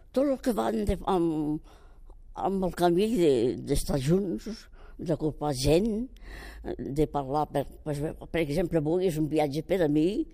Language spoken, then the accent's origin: Catalan; Catalonia, Spain; m'estimo el meu poble